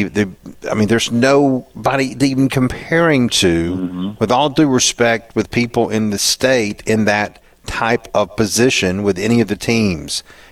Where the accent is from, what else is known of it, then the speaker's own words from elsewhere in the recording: Waycross, Georgia, United States; I told him I was from Waycross